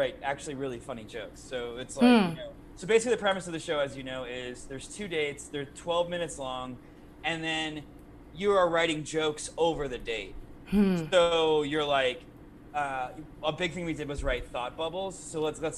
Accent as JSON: {"language": "English", "region": "Midwest", "country": "United States", "said": "I'm from the Midwest"}